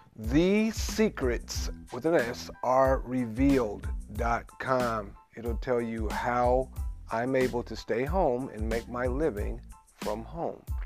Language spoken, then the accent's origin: English; Memphis, Tennessee, United States; I come from Memphis, Tennessee, where it's a very large Moorish population